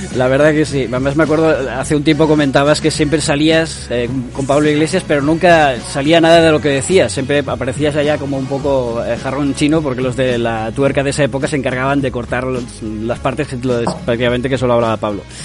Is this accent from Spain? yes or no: yes; Catalonia, Spain; yo soy catalán de izquierdas, independentista, feminista y del Barça